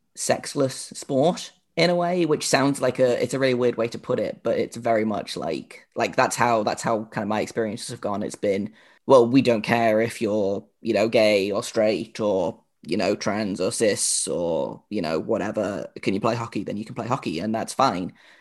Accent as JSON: {"language": "English", "country": "United Kingdom"}